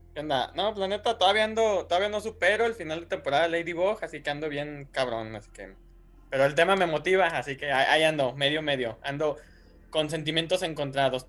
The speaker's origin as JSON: {"language": "Spanish", "town": "Guadalajara", "region": "Jalisco", "country": "Mexico"}